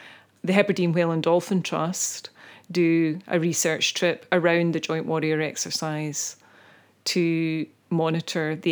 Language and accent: English; Greenock, Scotland, United Kingdom; also born or lived in Isle of Iona; we were both born and brought up in Greenock